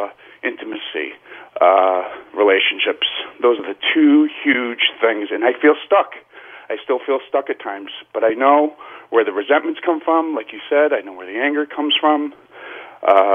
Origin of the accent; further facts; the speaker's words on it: Connecticut, United States; now in Manhattan, United States; I grew up in Connecticut